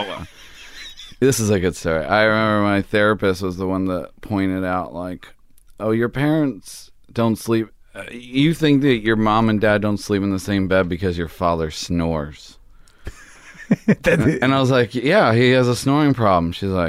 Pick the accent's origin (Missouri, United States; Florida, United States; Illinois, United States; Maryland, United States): Maryland, United States; Baltimore; born or raised there